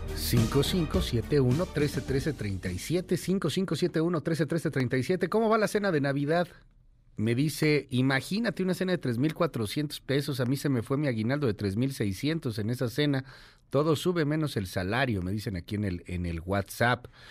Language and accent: Spanish; Mexico; como mexicanos